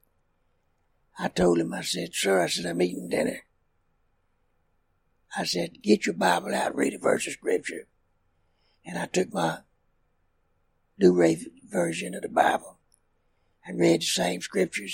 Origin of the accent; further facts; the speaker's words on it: Tioga, Louisiana, United States; I was raised in Tioga, Louisiana.